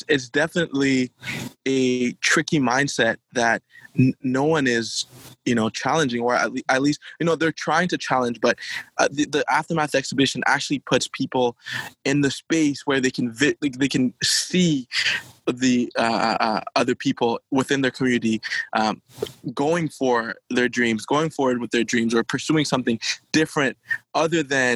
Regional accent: Haiti; now in Ottawa, Canada; Being from Haiti, I've seen, you know, ever since I was a younger kid, growing up in Haiti

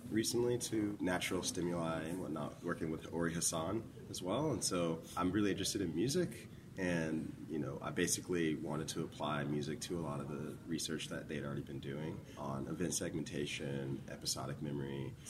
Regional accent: Memphis, Tennessee, United States; now in New Jersey, United States; Yeah, so I'm from Memphis, Tennessee. It was the last place I moved from before I moved to New Jersey to go to grad school. But my mom was in the Navy, so we moved around a lot before we moved to Memphis.

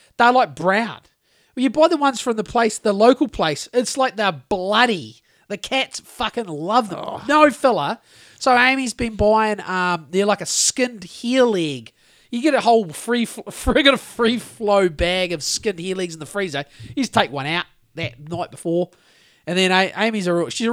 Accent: Greymouth, West Coast, New Zealand; born or raised there; now in North Canterbury, New Zealand

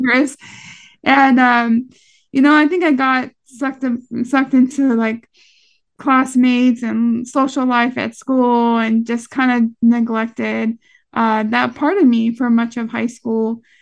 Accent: San Jose, California, United States; I grew up in East San Jose, predominantly Vietnamese and Hispanic neighborhood in San Jose, California.

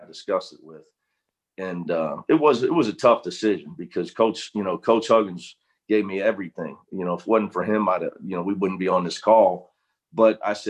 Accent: Cincinnati, Ohio, United States; moved away as an adult; now in Los Angeles, United States; I just felt I needed to leave Cincinnati. You know, having never been out of my hometown, I was getting near 30 years old

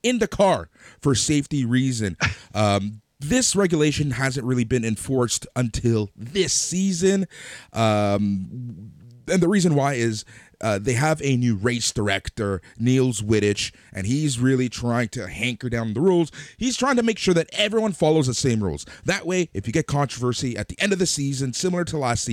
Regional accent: Toronto, Ontario, Canada; We're Canadian. Cool. We're from Toronto

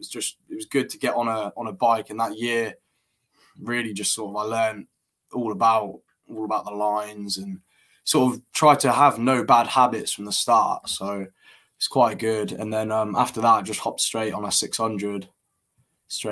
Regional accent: Peterborough, East of England, United Kingdom; also born or lived in Colorado; I'm from Peterborough

